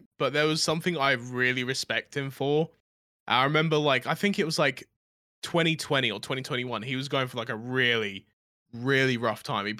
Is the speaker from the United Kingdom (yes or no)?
yes; United Kingdom; And I remember there was these guys that was just dogging on me for being British for no reason.